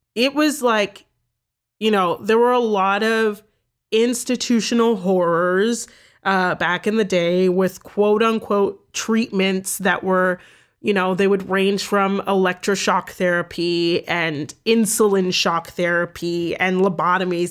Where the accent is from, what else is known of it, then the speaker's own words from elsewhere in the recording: Toronto, Ontario, Canada; I grew up in Toronto